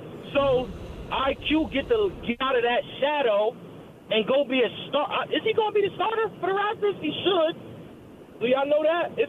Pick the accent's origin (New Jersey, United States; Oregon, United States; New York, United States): New Jersey, United States; Paterson; I'm from Paterson, New Jersey, right?